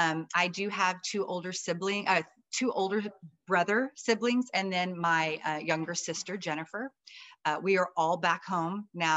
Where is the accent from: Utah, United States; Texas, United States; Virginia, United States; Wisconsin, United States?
Texas, United States; New Braunfels; moved away as an adult; So I've always just been here in New Braunfels, a good old German girl. The last names are Welker and Wagenfier. So we're very, very German. And then my mom obviously married a …, which is Scotch Irish. So I'm Irish and German.